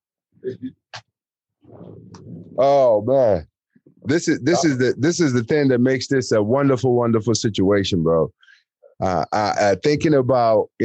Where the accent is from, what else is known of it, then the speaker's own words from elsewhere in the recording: United States; also born or lived in Nigeria; I grew up in America and, you know, since I was 10 years old